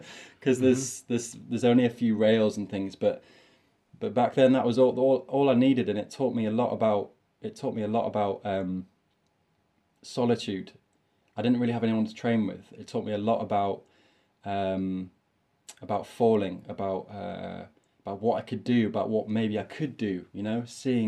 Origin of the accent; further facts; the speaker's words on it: York, Yorkshire and the Humber, United Kingdom; I'm from York. This is my little city that I'm from in the north of England